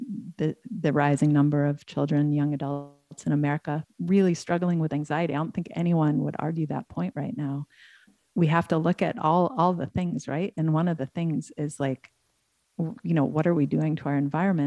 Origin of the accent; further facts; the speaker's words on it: Ithaca, New York, United States; I grew up in Ithaca